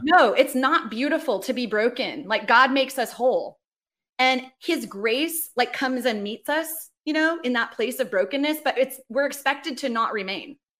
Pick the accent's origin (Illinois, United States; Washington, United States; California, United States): California, United States; Los Angeles; moved away as an adult; also born or lived in Sydney, Australia / New York; now in Atlanta, United States; I'm from Los Angeles.